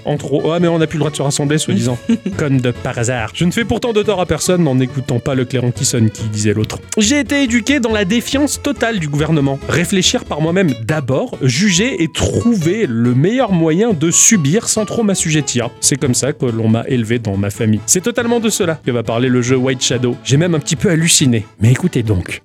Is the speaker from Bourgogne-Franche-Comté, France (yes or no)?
no; Ch'ti, Hauts-de-France, France; je suis ch'ti